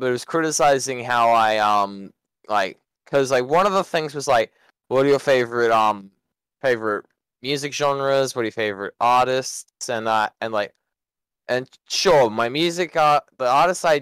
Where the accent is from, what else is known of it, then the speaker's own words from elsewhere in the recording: Australia; I'm Australian